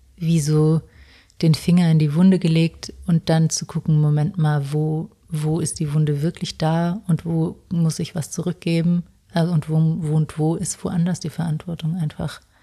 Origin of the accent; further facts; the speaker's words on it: South Tyrol, Trentino-Alto Adige, Italy; moved away; Ich habe auch noch meinen Hauptwohnsitz nach Südtirol verschoben